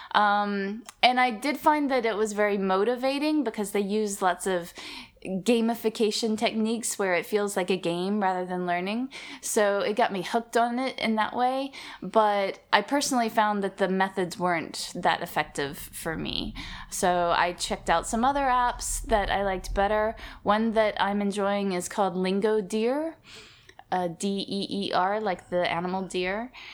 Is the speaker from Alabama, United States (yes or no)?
yes; Alabama, United States; Growing up in Alabama, it wasn't a very multicultural place